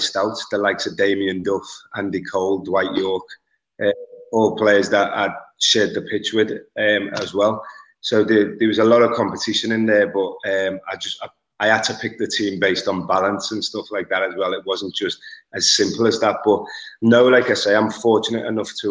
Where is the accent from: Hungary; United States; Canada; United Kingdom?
United Kingdom; Liverpool, North West England; I'm from Liverpool